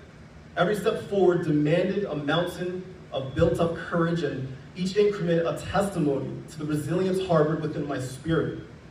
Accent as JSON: {"language": "English", "town": "Philadelphia", "region": "Pennsylvania", "country": "United States", "said": "I'm from Philly, and I'm a diehard Sixers fan."}